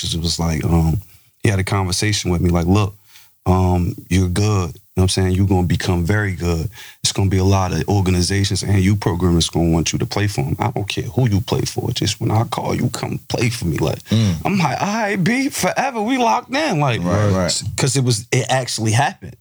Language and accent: English; Irvington, New Jersey, United States; I'm an Irvington dude, but where I reside at growing up, I was really on like Chancellor and Union